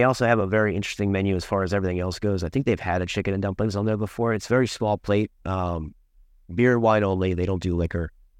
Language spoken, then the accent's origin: English; Maryland, United States; I'm originally from Prince George's County, Maryland, PG County, just outside University of Maryland is where I grew up.